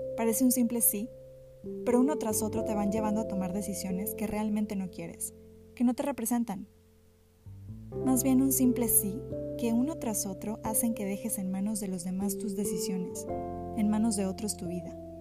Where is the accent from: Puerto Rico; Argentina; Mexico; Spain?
Mexico; como mexicanos